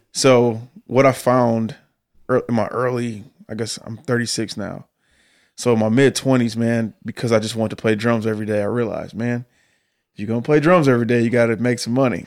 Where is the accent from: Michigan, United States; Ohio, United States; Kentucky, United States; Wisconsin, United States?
Michigan, United States; Detroit; moved away as an adult; now in Nashville, United States; I grew up in Detroit, in the middle of the city